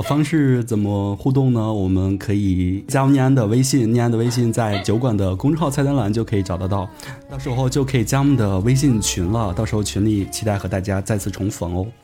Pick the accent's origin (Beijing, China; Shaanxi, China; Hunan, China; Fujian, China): Shaanxi, China; accent: Shaanxi dialect; 用我们陕西话说